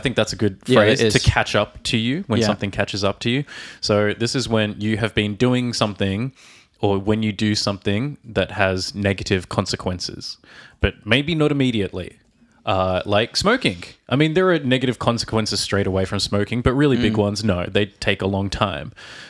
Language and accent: English; Australia; from Australia.